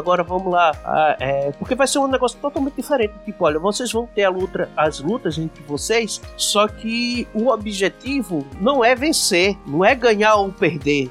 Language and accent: Portuguese; Paraíba, Brazil; accent: paraibano; now in Extremoz, Brazil; Eu sou paraibano, mas estou morando no Rio Grande do Norte, numa cidade chamada Extremóis